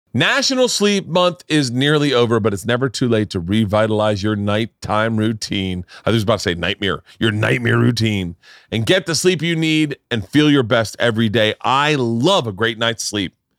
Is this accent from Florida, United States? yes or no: yes; Florida, United States; moved away; I grew up in Florida.